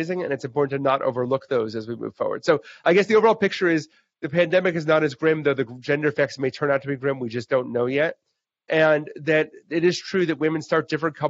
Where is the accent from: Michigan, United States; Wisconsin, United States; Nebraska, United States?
Wisconsin, United States; I grew up in Wisconsin